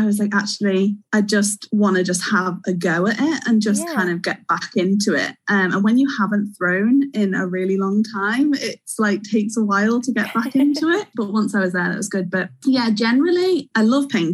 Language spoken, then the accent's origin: English; Wirral, North West England, United Kingdom; moved away as an adult; now in Bangor; I'm originally from Wirral, which, if you don't know, is like the little peninsula between Liverpool and Chester